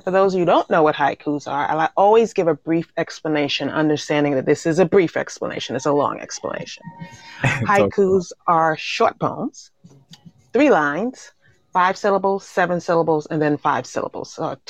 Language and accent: English; New York City, New York, United States; now in Virginia, United States; I'm originally from Brooklyn, New York. I currently reside in Virginia.